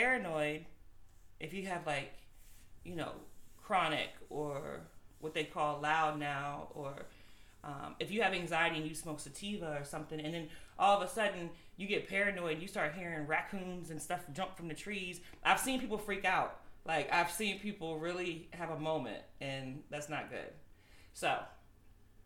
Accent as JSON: {"language": "English", "town": "Woodbridge", "region": "Virginia", "country": "United States", "tie": "born or raised there", "said": "Woodbridge, my hometown, Woodbridge"}